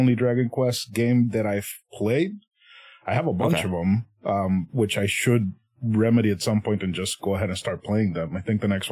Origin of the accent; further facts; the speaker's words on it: Puerto Rico; first language Spanish; English is a second language; I'm originally from Puerto Rico, so my first language is Spanish